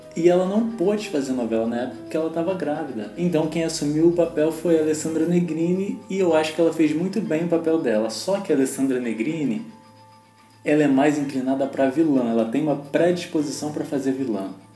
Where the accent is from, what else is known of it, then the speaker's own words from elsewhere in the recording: Rio de Janeiro, Brazil; eu sou carioca